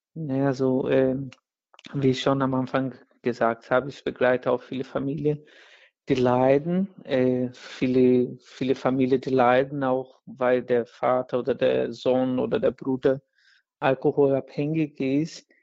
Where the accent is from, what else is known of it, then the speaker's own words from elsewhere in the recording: Brazil; German is a second language; moved away; in Brasilien, wo ich herkomme